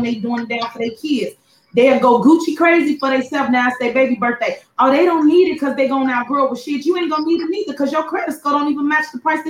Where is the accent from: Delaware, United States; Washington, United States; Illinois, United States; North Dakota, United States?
Illinois, United States; Chicago; moved away as an adult; now in Houston, United States; I was born and raised in Chicago too.